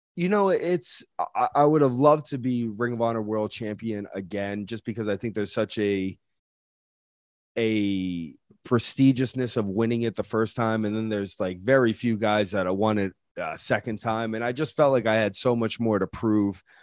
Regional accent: New England, United States; we're all from the same area, we're all from the New England area

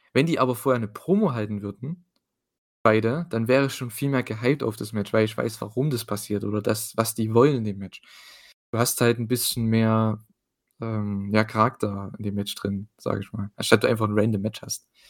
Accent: East Germany, Germany; dazu bin ich noch Ossi, ich habe es schon gesagt, ne? Ich bin aus dem Osten

